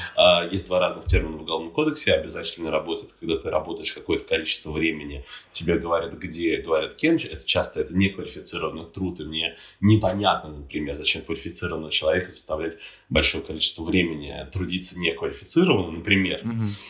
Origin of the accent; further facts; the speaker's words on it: Estonia; я сам из Эстонии родом